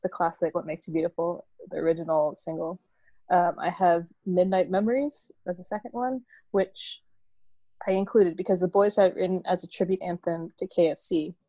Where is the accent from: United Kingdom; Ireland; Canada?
United Kingdom; Bradford, Yorkshire and the Humber; now in United States; And I was like, oh, I'm from Bradford.